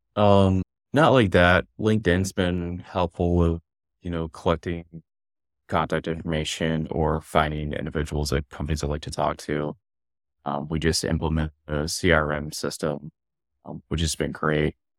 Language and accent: English; Columbus, Ohio, United States; moved away as an adult; now in Norwood, Massachusetts, United States; I growing up in Columbus, I'm a big Columbus crew and Columbus Blue Jackets fan